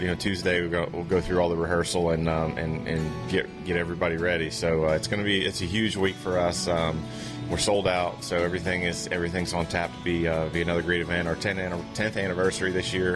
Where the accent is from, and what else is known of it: New Jersey, United States; born or raised there; moved away